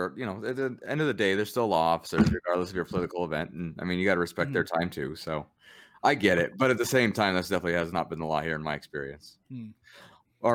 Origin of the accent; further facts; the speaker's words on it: Pueblo, Colorado, United States; growing up in Pueblo, Colorado, people know everybody there.